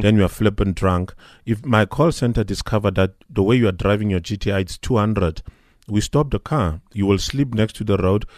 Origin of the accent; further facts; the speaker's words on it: South Africa; as a South African